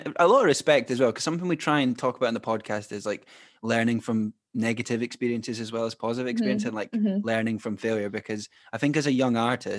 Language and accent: English; Scotland, United Kingdom; We're Scottish and Irish